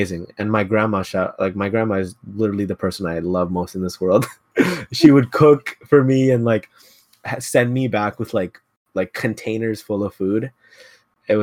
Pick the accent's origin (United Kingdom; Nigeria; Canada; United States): Canada; Ottawa, Ontario; moved away as an adult; also born or lived in Mississauga; we're from Ottawa